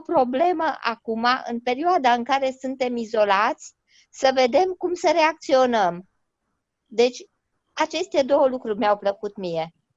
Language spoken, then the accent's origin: Romanian; Romania; now in London, United Kingdom; noi suntem români și rămânem români, indiferent unde suntem